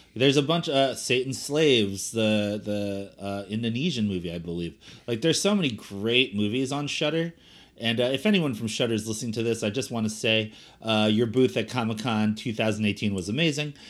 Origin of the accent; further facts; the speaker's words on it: Cherry Hill, New Jersey, United States; also born or lived in Elizabeth, New Jersey; I'm from Cherry Hill and, uh, you know, Philadelphia was always my home scene